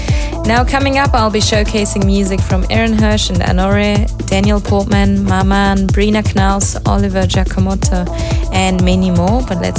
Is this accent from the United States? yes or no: no; Switzerland; I'm in my home country of Switzerland this week, as earlier today I played Tension Festival here in Basel.